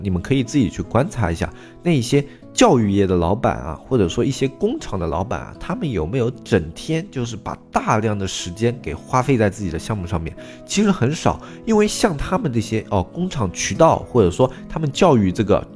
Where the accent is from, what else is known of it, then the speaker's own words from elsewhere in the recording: China; 在我们中国的所有的故友家族观里面